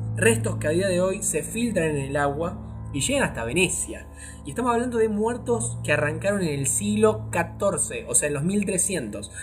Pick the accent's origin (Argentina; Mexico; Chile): Argentina; como argentino tenemos dos madres patrias